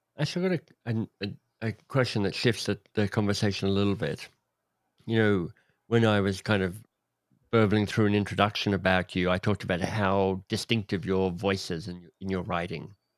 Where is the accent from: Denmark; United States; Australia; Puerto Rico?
Australia; I don't wanna live in England 'cause I'm Australian